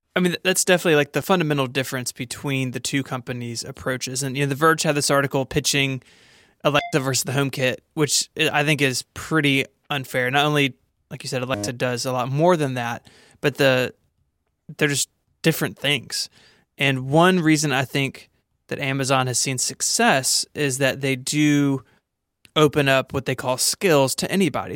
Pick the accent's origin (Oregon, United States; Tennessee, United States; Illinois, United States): Tennessee, United States; I'm from Tennessee